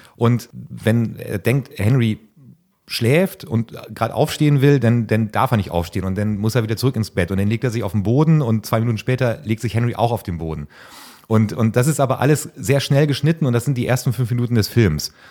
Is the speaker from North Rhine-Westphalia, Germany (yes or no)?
yes; North Rhine-Westphalia, Germany; für mich als Ostwestfale